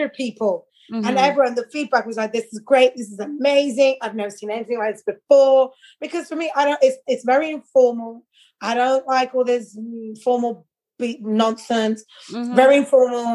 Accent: London, United Kingdom; moved away as an adult; now in Netherlands; I'm growing up in London

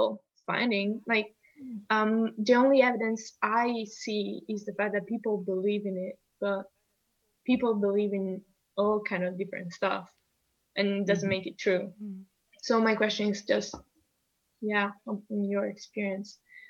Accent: Italy; moved away; also born or lived in United States; growing up in Italy

